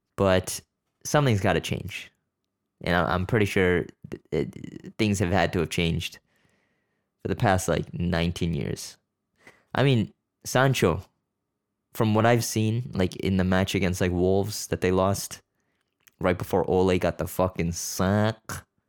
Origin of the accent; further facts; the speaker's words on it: Canada; I'm born here. I'm Canadian. It's just m, my family's Korean